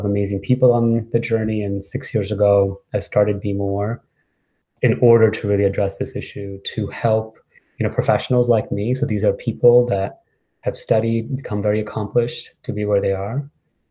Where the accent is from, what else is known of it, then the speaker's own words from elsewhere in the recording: New York City, New York, United States; I moved to New York when I was 10 and kind of grew up in New York City